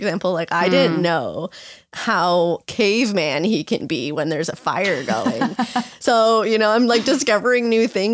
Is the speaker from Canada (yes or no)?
yes; Canada; I'm from Canada.